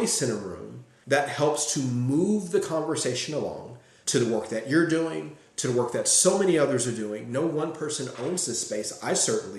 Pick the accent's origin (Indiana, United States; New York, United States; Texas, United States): Indiana, United States; Gary; growing up in Gary